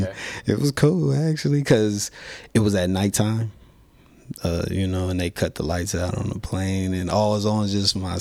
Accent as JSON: {"language": "English", "town": "North Las Vegas", "region": "Nevada", "country": "United States", "moved": "yes", "lives_now": "Denver, United States", "said": "I'm from North Las Vegas"}